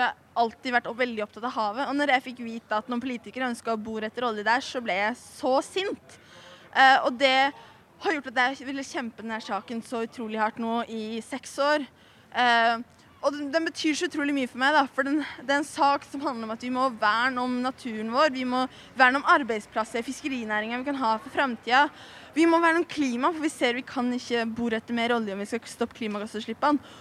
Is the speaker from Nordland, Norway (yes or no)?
yes; Lofoten, Nordland, Norway; Jeg bor i Lofoten. Jeg er fra Lofoten